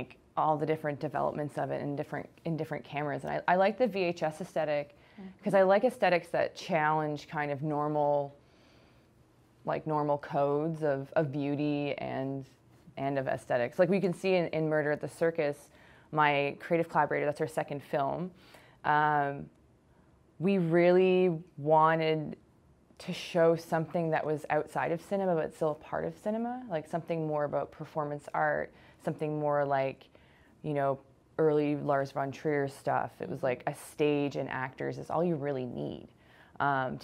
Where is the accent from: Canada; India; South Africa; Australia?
Canada; Kitchener-Waterloo, Ontario; now in Ottawa, Canada; I'm from Kitchener-Waterloo, so I was kind of involved in the University of Waterloo radio station.